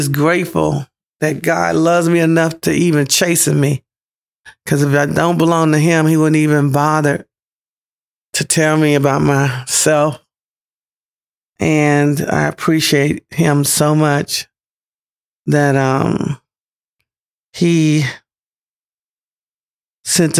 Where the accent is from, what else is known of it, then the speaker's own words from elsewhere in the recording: Pensacola, Florida, United States; moved away; my hometown, Pensacola, Florida